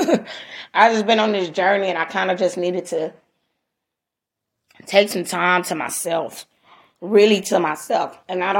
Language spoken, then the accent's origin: English; Los Angeles, California, United States; I'm a girl from Watts